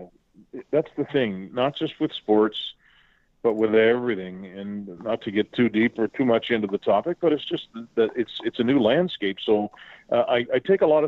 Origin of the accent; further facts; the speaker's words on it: Trenton, Nova Scotia, Canada; moved away; I'm hunkered down in my brother's basement in my hometown of Trenton, Nova Scotia.